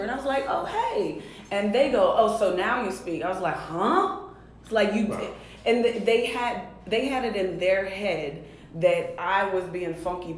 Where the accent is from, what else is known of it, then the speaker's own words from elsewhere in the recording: Clairton, Pennsylvania, United States; moved away; I grew up in Pittsburgh, Pennsylvania. Not even a city